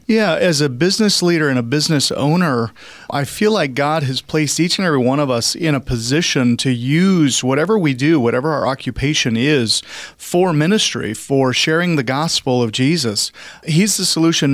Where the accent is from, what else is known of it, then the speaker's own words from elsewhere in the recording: Cheney, Washington, United States; moved away as an adult; also born or lived in Florida; now in Spokane, United States; I grew up out in Cheney, Washington, graduated from Cheney High School